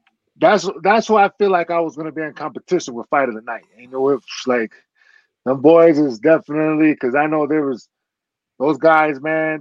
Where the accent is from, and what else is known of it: Michigan, United States; born or raised there